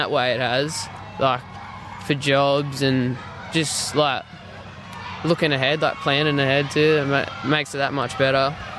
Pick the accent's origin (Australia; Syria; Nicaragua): Australia; Boggabilla, New South Wales; moved away; I'm from Bogabilla, Toomala.